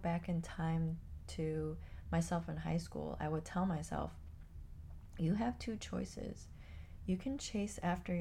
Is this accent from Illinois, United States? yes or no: yes; Chicago, Illinois, United States; moved away as an adult; now in Florida, United States; I grew up in Chicago. I lived in Chicago most of my life